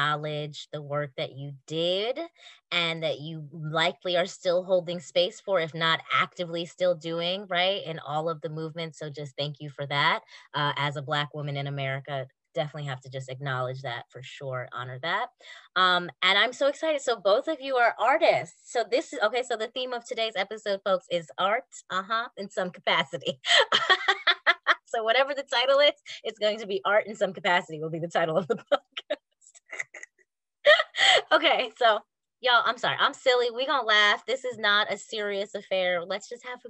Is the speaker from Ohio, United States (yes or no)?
no; New York, United States; now in Atlanta, United States; I have been here for 20 some odd years now. I'm originally from New York